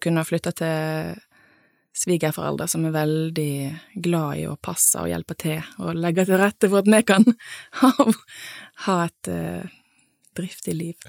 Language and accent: Norwegian; Nordhordland, Vestland, Norway; moved away as an adult; also born or lived in Bergen; now in Sunnhordland, Norway; jeg eh, er jo fra en litt sånn tilsvarende plass, på en måte, i Nordhordland